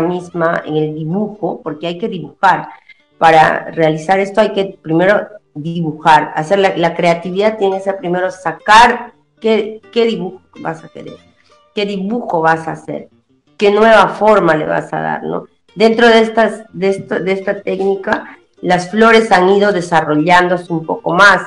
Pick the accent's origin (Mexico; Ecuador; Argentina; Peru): Peru; Huanta, Ayacucho; now in Tacna, Peru; yo soy de Huanta, del, departamento de, Ayacucho, de la provincia de Huanta, del distrito de Luricocha